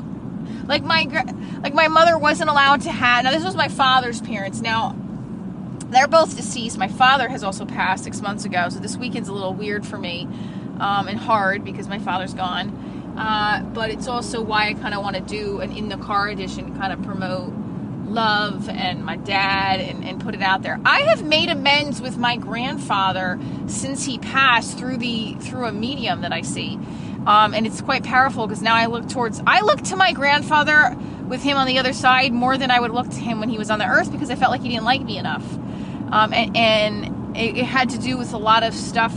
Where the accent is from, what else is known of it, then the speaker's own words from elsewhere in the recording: New Jersey, United States; I grew up in North Jersey. I still live in North Jersey.